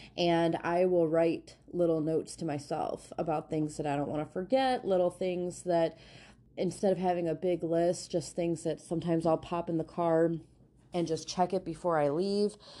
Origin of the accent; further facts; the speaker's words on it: Northwest Indiana, United States; moved away as an adult; now in Ohio, United States; I moved to Ohio about twenty years ago, and so I'm originally from the Northwest Indiana area called the region.